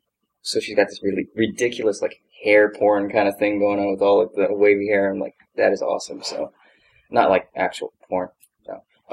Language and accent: English; Hawaii, United States; I'm from Hawaii, so my natural accent, I had to train out of me, and it took so long.